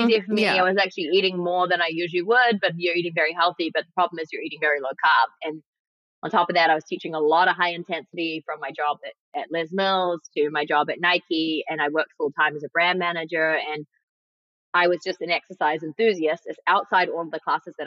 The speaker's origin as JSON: {"language": "English", "country": "New Zealand", "tie": "born or raised there", "also_born_or_lived": "New York, United States", "moved": "yes", "lives_now": "Los Angeles, United States", "said": "I grew up in New Zealand where the food is very clean and amazing"}